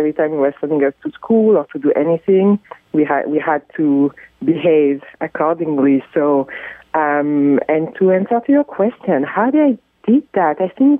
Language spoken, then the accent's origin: English; France; moved away as an adult; now in Canada; especially because I was not born in the Congo. I was born in Europe, in France, and so I've never actually lived in the Congo